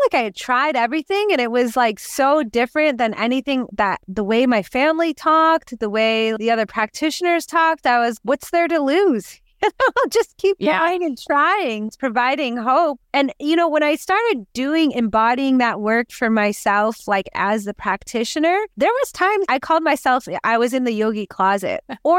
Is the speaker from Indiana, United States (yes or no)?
no; New York, United States; now in California; And I'm in California from New York, you know, from the East Coast.